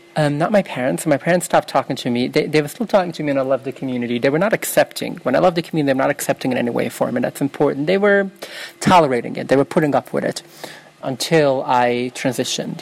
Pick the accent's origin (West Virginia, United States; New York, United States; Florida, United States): New York, United States; New York City; first language Yiddish; English is a second language; I grew up in Williamsburg in Brooklyn, New York